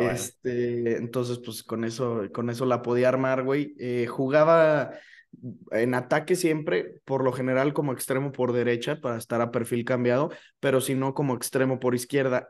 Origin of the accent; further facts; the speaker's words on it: León, Guanajuato, Mexico; also born or lived in Celaya; Yo nací en Celaya, pues, pero he vivido toda mi vida aquí en León